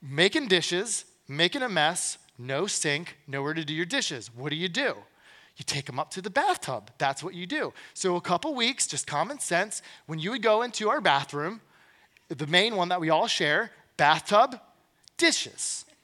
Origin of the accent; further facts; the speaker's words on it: Glen Burnie, Maryland, United States; I'm from Glen Burnie.